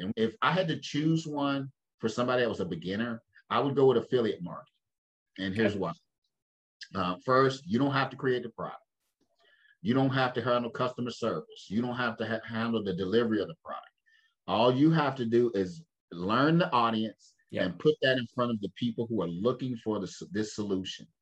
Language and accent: English; Winston-Salem, North Carolina, United States; my mother's father he started the first black insurance company in my hometown. I live in Winston Salem